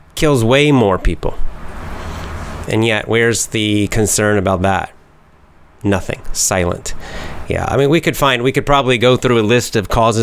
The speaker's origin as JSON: {"language": "English", "region": "Georgia", "country": "United States", "said": "my home state of Georgia"}